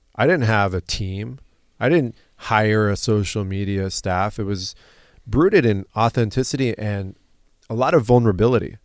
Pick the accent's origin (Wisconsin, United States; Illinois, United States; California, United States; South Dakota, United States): California, United States; Southern; an American born in Southern California